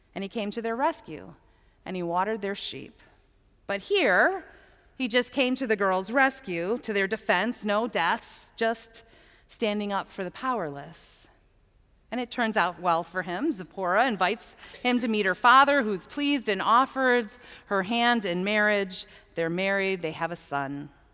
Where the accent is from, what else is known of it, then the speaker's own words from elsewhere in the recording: United States; being American